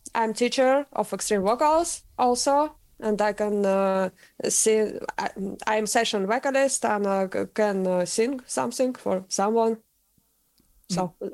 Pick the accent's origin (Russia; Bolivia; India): Russia; English is a second language; moved away as an adult; now in Sweden; I'm from Russia and I sing in Swedish band and live in Sweden now